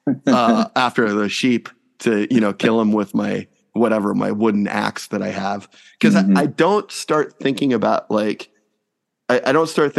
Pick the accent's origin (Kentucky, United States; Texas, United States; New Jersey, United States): Texas, United States; Houston; we both had spent some time growing up in Houston